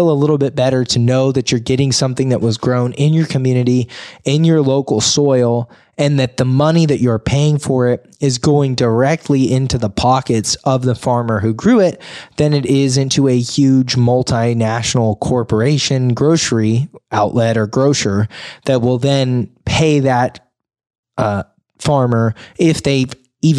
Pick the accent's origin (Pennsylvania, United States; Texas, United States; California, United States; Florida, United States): California, United States; Sonora; I grew up in Sonora